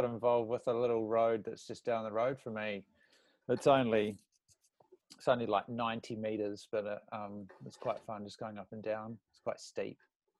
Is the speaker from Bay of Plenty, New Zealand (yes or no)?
no; Timaru, Canterbury, New Zealand; I was born in Timaru, so fully aware of Ashburton.